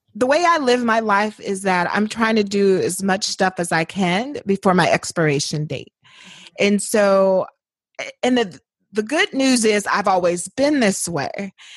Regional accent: Indiana, United States; moved away as an adult; also born or lived in New Orleans; born and raised in Indiana

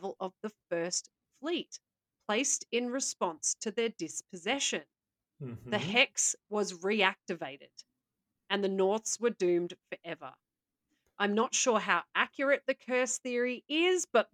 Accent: Australia; as an Australian

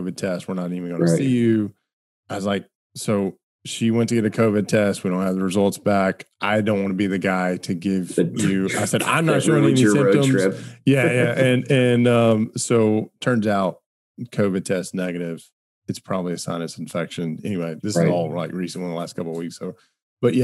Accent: Alabama, United States; I grew up in Alabama and we saw all sorts of redneck engineering that happened

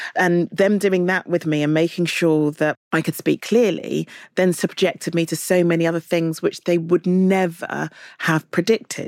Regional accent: London, United Kingdom; I'm from London

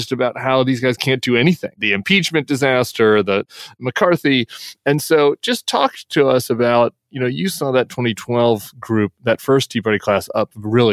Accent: Colorado, United States; Colorado, my home state

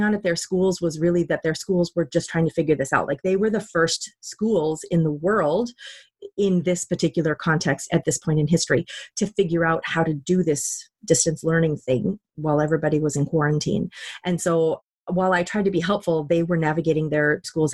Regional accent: Minnesota, United States; moved away; I'm from Minnesota originally

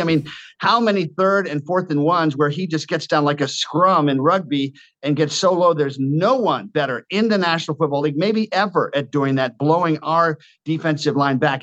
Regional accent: Washington, District of Columbia, United States; Washington, my hometown

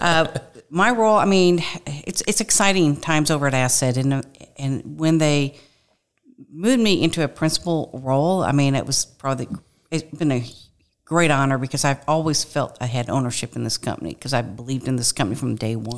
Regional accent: Kirkwood, Missouri, United States; grew up, was raised in a small town, not a small town, but a, a, in Kirkwood, Missouri, which is west of Saint Louis

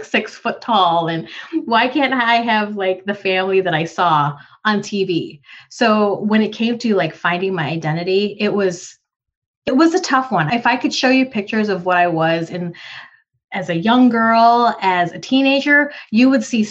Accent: United States; also born or lived in Philippines; as a young girl and moving from the Philippines. I'm an immigrant, so from the Philippines to the US. So pretty much an Asian woman growing up in America

